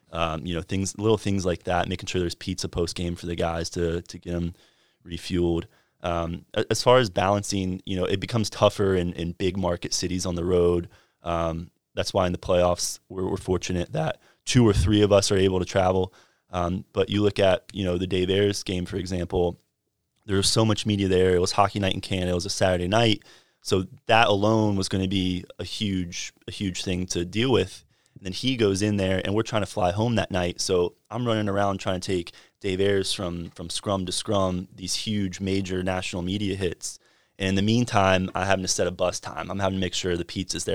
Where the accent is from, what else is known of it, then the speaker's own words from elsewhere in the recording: Fuquay-Varina, North Carolina, United States; I'm from Fuquay Varina, just south of Raleigh